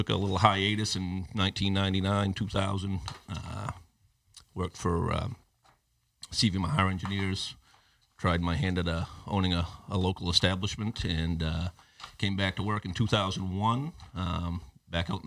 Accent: Old Town, Maine, United States; I grew up in the Old Town area, graduated high school in 89, moved on to the University of Maine

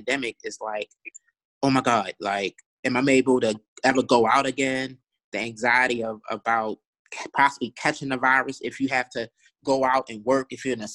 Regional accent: Baltimore, Maryland, United States; I grew up in East Baltimore, right? So growing up in East Baltimore, I saw a lot of poverty

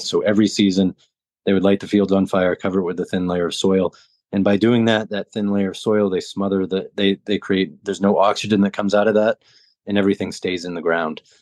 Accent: Southern Maine, United States; now in Jacksonville, United States; I grew up in the Northeast in Southern Maine

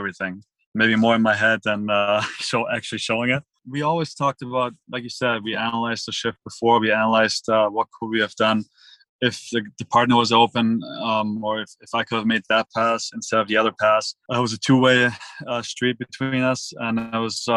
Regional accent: Villingen-Schwenningen, Baden-Württemberg, Germany; moved away; I'm from Germany, Schwenningen

